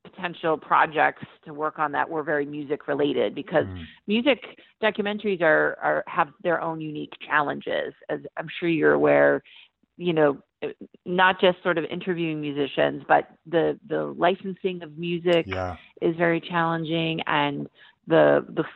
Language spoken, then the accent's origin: English; Florida, United States; I grew up in Florida.